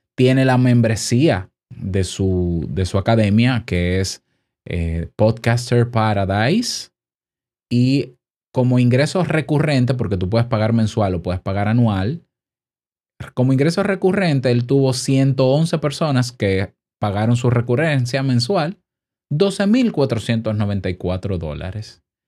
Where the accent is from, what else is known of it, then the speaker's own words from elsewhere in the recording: Dominican Republic; en mi país